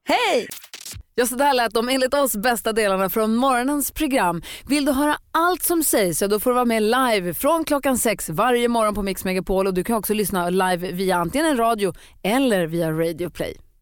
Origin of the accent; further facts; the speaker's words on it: Luleå, Norrbotten County, Sweden; Jag är ju uppvuxen i Luleå